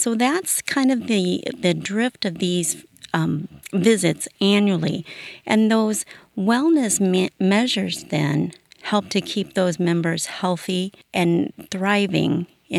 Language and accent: English; Illinois, United States; I've always been a rural person. I'm born and raised in Iroquois County, and that's where I still live.